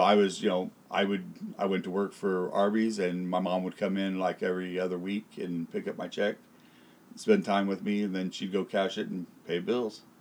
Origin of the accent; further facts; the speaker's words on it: Tulare County, California, United States; I was born here in Tulare County